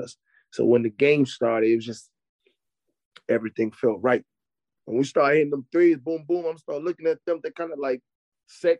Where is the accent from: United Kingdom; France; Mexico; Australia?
France; Paris, Île-de-France; moved away; I'm from Paris, but I'm not from the Paris that y'all guys know with the Eiffel Tower at night.